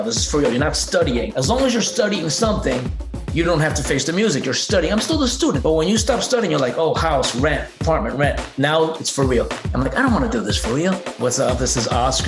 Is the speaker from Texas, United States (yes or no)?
no; New Jersey, United States; also born or lived in Cuba / Venezuela / Boston; And then when I was like four, we moved to New Jersey. So I grew up in New Jersey